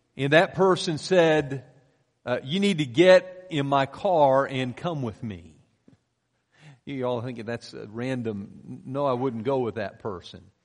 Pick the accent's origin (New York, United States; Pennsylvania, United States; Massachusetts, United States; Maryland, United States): Pennsylvania, United States; moved away; I grew up in Pennsylvania